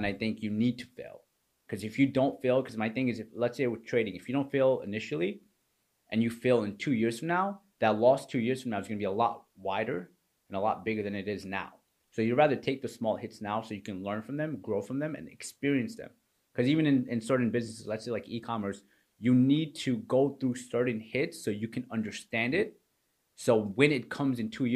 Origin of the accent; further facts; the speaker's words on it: New York, United States; moved away as an adult; also born or lived in Pakistan; now in Florida, United States; So I was raised in New York. I was born in Pakistan